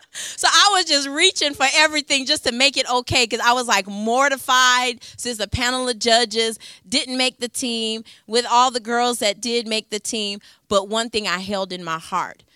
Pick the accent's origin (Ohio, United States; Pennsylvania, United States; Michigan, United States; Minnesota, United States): Michigan, United States; Ypsilanti; I'm from Ypsilanti, so Detroit is about forty-five minutes northeast where I'm from